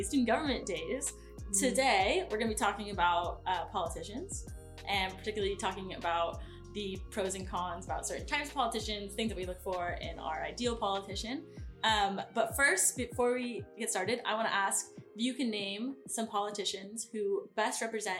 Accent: Arroyo Grande, California, United States; Arroyo Grande.

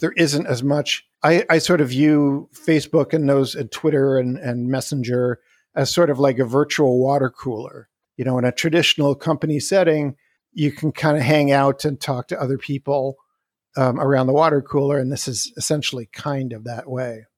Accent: Canada; moved away as an adult; also born or lived in Wisconsin, United States; now in Salt Spring Island, Canada; I was born and raised in Canada

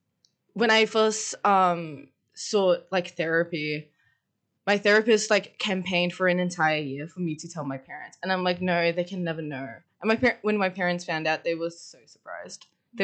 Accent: Mornington Peninsula, Victoria, Australia; moved away; I'm originally from Southeast Victoria on the Mornington Peninsula, which is a really, really nice place.

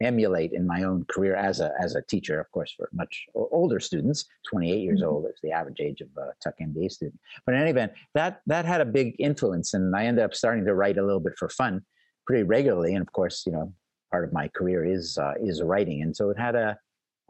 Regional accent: Montreal, Quebec, Canada; moved away; I'm Canadian and grew up in Montreal

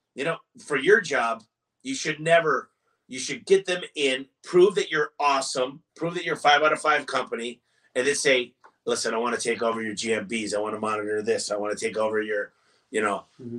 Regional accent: Michigan, United States

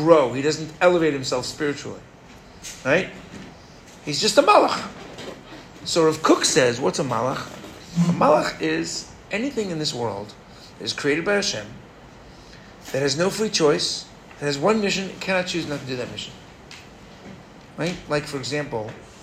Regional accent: New York, United States; moved away; I'm a fourth generation in Brooklyn, last generation born in America. Okay? I was born in New York

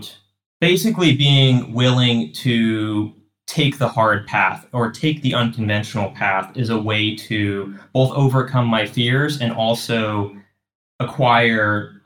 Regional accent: Dallas, Texas, United States; also born or lived in Chicago, Illinois; now in Cleveland, United States; I grew up in Dallas, Texas.

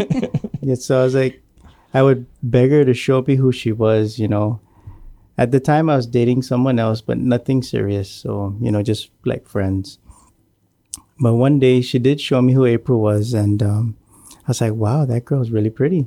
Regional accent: Maina, Guam; I grew up in the village of Maina, and, uh, I was born and raised on Guam

